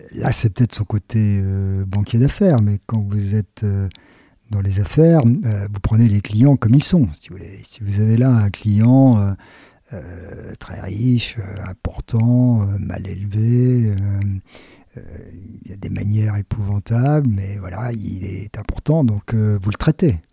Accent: France

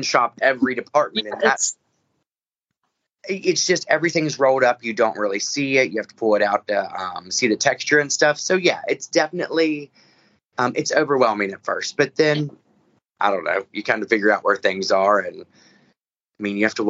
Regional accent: the South, United States; I'm a Southerner

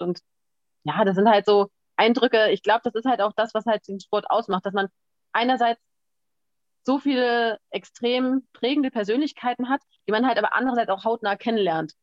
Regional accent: Berlin, Germany; ich komme ja aus Berlin

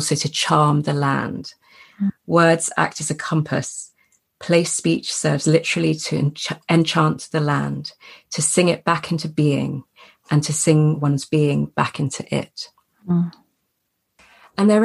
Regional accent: England, United Kingdom; I grew up in England, but that Scottish side of me was awakened

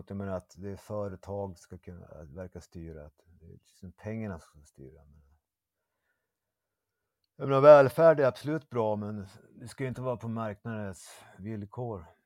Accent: Umeå, Västerbotten County, Sweden; now in Malmö, Sweden; Ja, Umeå.

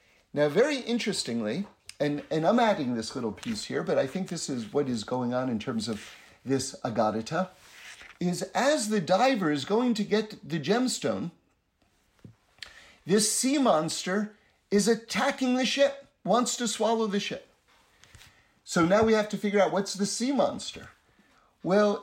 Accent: United States; for those of us growing up in America

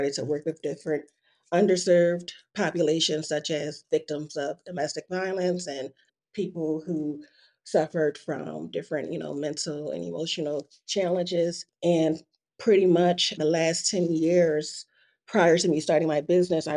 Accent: Philadelphia, Pennsylvania, United States; born and raised in Philadelphia

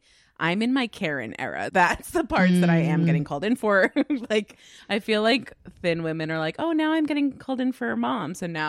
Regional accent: Cedar Grove, New Jersey, United States; Cedar Grove, New Jersey, which is my hometown.

